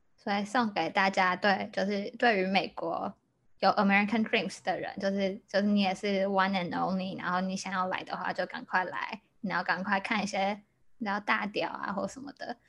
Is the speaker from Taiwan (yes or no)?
yes; Taiwan; now in Chicago, United States; 我是台湾人，然后我现在在芝加哥念书